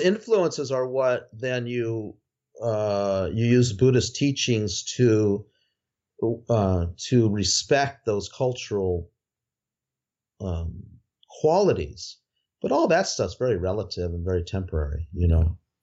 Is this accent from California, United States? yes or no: yes; outside Los Angeles, California, United States; also born or lived in Nepal; I grew up outside Los Angeles